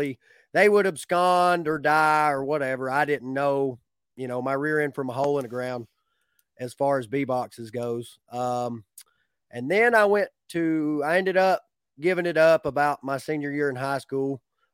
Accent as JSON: {"language": "English", "town": "Lakemont", "region": "Georgia", "country": "United States", "tie": "born or raised there", "said": "I grew up in Lakemont, Georgia, which is not far from Clayton."}